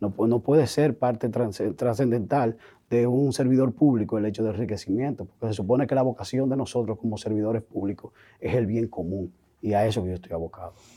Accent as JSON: {"language": "Spanish", "country": "Dominican Republic", "said": "Nosotros como sociedad dominicana"}